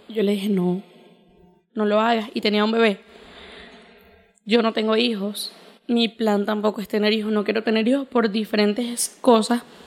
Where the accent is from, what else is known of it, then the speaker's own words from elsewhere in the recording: Venezuela; yo nací aquí en Venezuela en el 2000